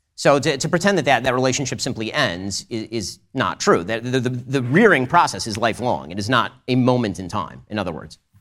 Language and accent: English; United States; also born or lived in California; now in Florida, United States; as an American and as a Second Amendment advocate